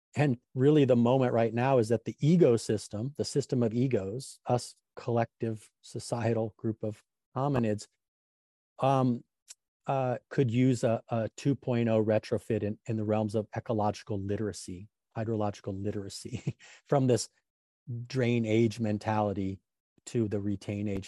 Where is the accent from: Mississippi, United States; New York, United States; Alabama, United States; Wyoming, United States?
Wyoming, United States; Grand Tetons, Yellowstone; now in Sonoma County, United States; I grew up around the Grand Tetons, Yellowstone, where there was a lot of beavers